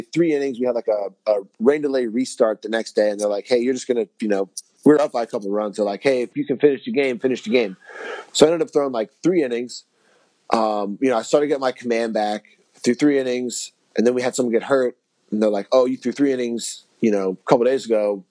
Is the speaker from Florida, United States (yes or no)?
yes; South Florida, United States; I'm from South Florida, so the heat doesn't bother me in the summer